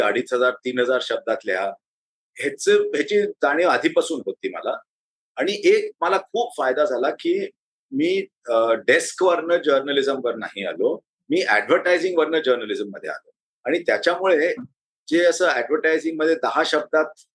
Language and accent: Marathi; Hyderabad, Telangana, India; moved away as an adult; also born or lived in Aurangabad; now in Mumbai, India; तेव्हापासून आम्ही हैदराबादमध्ये स्थायिक झालो आणि त्या निजामाच्या टेरिटरीमध्ये असल्यामुळे हैदराबादमध्ये मराठी बोलणारी खूप लोक होती पण मराठी शिकलो नाही